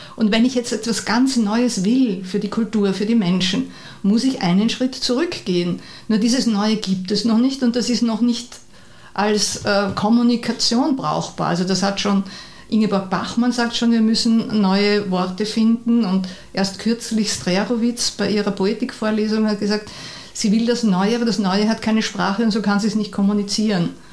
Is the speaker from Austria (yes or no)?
yes; Vienna, Austria; Ich bin in Mauer aufgewachsen und das war prachtvoll, weil der Wienerwald ist in der Nähe